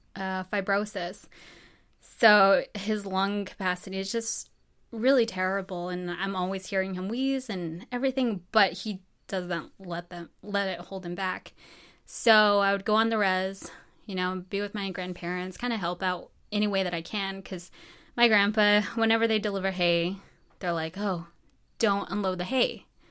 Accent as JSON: {"language": "English", "town": "Farmington", "region": "New Mexico", "country": "United States", "tie": "born or raised there", "moved": "as an adult", "said": "I'm from Farmington, New Mexico, born and raised there."}